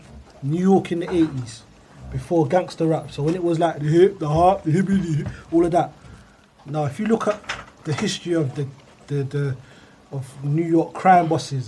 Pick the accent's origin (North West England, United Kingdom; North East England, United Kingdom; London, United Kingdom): London, United Kingdom; Brixton; I grew up